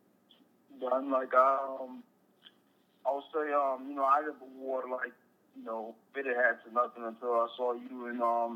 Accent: Chesterfield, Virginia, United States; It was pretty simple. It's not much going on.

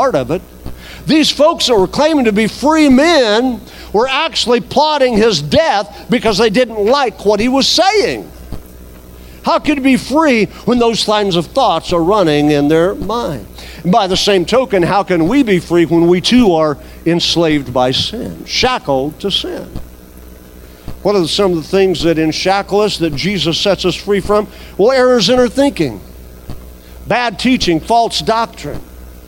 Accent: United States; as an American

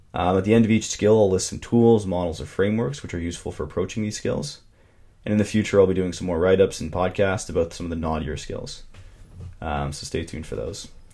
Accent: Toronto, Ontario, Canada; my hometown of Toronto, Canada

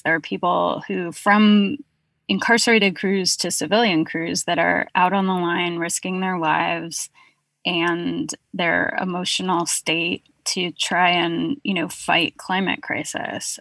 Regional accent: California, United States; now in Brooklyn, United States; I'm based in Brooklyn, but I'm from California

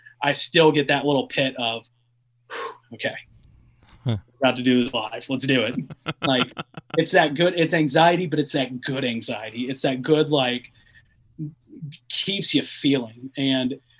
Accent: Lexington, Kentucky, United States; moved away as an adult; also born or lived in Charlotte, North Carolina; growing up in Lexington

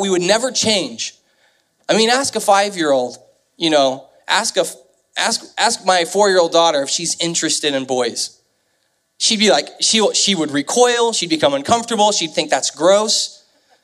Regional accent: Kansas City, Missouri, United States; moved away as an adult; now in St. Louis, United States; I grew up in the Kansas City area, and so I moved here in 2003

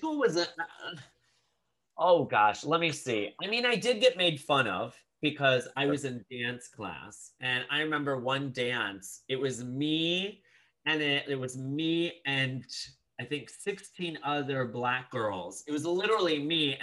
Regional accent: Rockford, Illinois, United States; I grew up in Rockford, Illinois

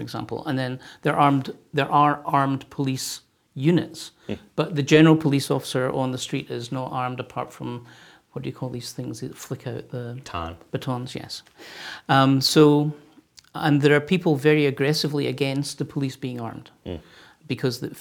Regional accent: Glasgow, Scotland, United Kingdom; now in United States; I'm from Glasgow in Scotland

